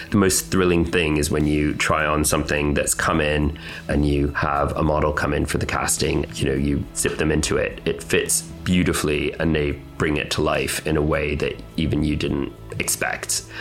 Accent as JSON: {"language": "English", "country": "Canada", "tie": "born or raised there", "moved": "yes", "lives_now": "United Kingdom", "said": "I was born in Canada with my twin sister, and then eventually moved to the UK."}